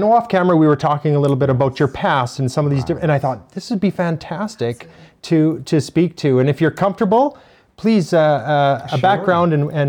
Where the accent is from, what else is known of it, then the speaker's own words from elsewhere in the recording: Sparwood, British Columbia, Canada; That's where I grew up in Sparwood, just close by Crow's Nest Pass.